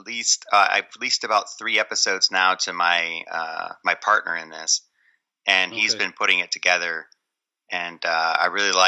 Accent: Michigan, United States; I grew up in Michigan, so I was able to just cross the border into Canada all the time

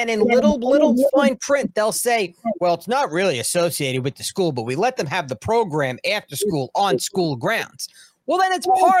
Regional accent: New York, United States; born or raised there

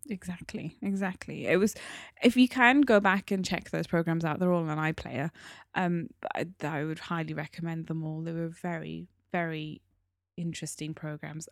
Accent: United Kingdom; we are British Asian, I'm part of the British Asian community.

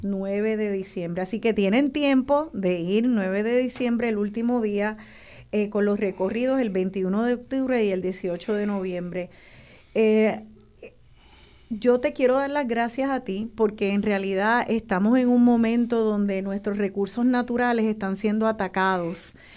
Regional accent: Puerto Rico; nuestra isla

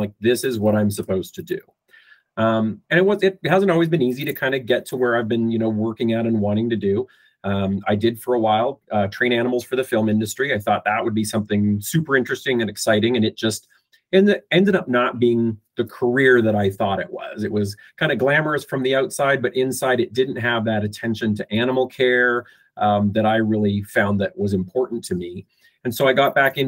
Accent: Fort Macleod, Alberta, Canada; I'm Canadian. I was born and raised in a little tiny town in southern Alberta called Fort McLeod.

